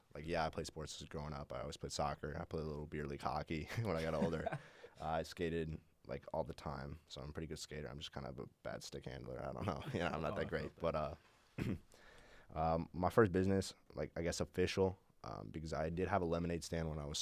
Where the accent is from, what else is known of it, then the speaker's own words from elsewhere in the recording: Billings, Montana, United States; moved away as an adult; also born or lived in Indianapolis, Indiana; now in Minnesota, United States; I was born in Indianapolis. So, I guess I'm not originally from Montana, mm-hmm. but I moved there when I was two. I lived there until I left last year when I was 19, so 17 years